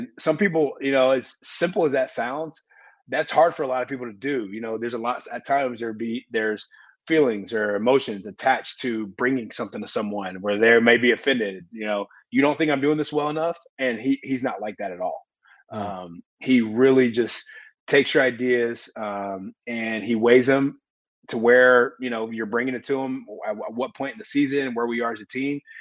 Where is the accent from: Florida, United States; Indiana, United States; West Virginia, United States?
Indiana, United States; Indianapolis; I was born in Indy. My mom grew up here in Indianapolis. My whole family's here. I went to college here.